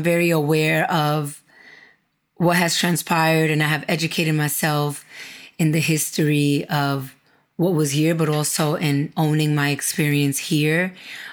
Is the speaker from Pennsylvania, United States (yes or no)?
no; New York City, New York, United States; also born or lived in Dominican Republic / Miami; I grew up in Brooklyn, in the United States